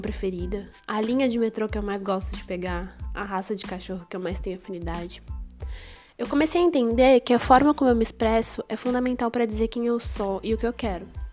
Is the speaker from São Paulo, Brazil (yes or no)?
yes; São Paulo, Brazil; sou de São Paulo